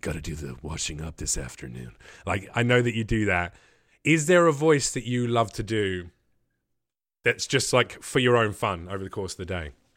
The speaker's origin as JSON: {"language": "English", "region": "England", "country": "United Kingdom", "accent": "English", "moved": "yes", "lives_now": "United States", "said": "Everyone wants to do their English accent when they meet me"}